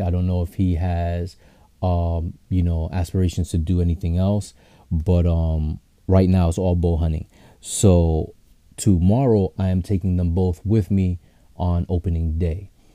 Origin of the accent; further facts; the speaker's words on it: New York City, New York, United States; I'm from Queens